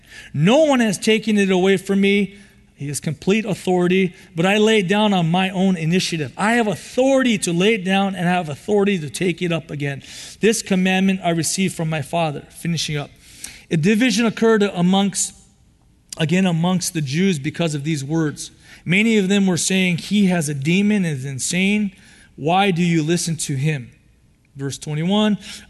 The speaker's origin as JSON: {"language": "English", "region": "California", "country": "United States", "tie": "born or raised there", "said": "I grew up in the city. I'm from Southern California, San Gabriel Valley."}